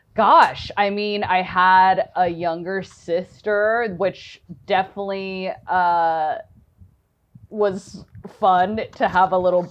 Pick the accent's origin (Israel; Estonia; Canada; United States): United States; Virginia; I grew up in Northern Virginia.